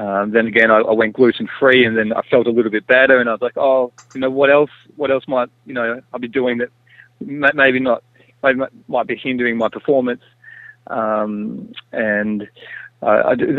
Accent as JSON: {"language": "English", "town": "Byron Bay", "region": "New South Wales", "country": "Australia", "tie": "born or raised there", "said": "growing up in Byron Bay"}